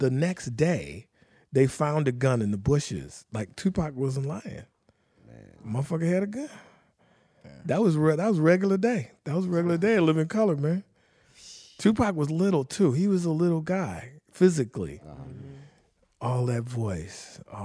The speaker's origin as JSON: {"language": "English", "town": "Detroit", "region": "Michigan", "country": "United States", "tie": "born or raised there", "said": "Being born and raised in Detroit"}